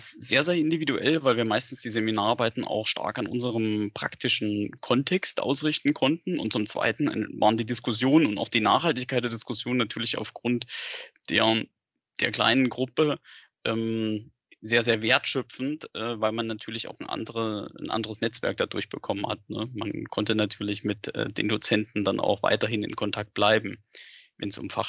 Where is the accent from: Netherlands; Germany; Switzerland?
Germany; Saxony; born there; also born or lived in Bavaria; Ich bin gebürtiger Sachse. Man hört es nicht mehr. Ich habe äh, zehn Jahre auch woanders gelebt, also insgesamt zwölf Jahre auch in Bayern.